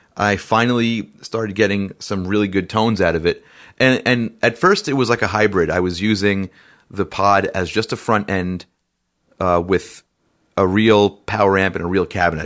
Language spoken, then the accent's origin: English; New York, United States; I'm a musician from New York